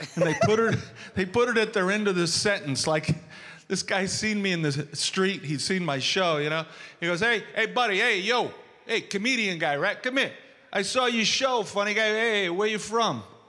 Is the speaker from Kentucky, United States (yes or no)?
no; Missouri, United States; also born or lived in New York; now in Las Vegas, United States; I am from Missouri, home of the Kansas City Chiefs.